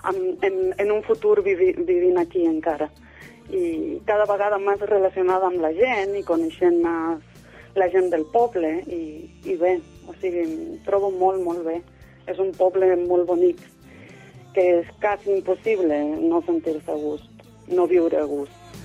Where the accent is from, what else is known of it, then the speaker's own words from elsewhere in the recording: Morteros, Córdoba, Argentina; Catalan is a second language; moved away as an adult; also born or lived in Barcelona; now in Sant Just Desvern, Spain; vaig néixer a Morteros, un petit poble de, de l'Argentina